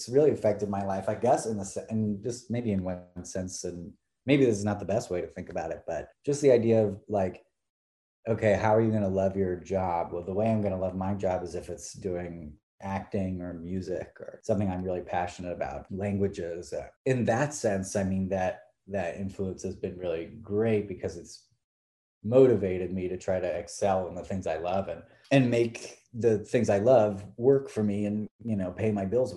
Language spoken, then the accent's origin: English; San Francisco, California, United States; moved away as an adult; also born or lived in Bloomington, Indiana; now in Los Angeles, United States; I grew up in San Francisco, California